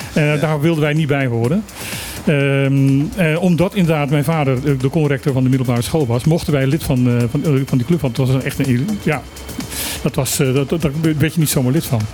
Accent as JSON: {"language": "Dutch", "country": "Suriname", "tie": "born or raised there", "moved": "yes", "lives_now": "Bonaire", "said": "Ik heb mijn jeugd in Suriname gewoond."}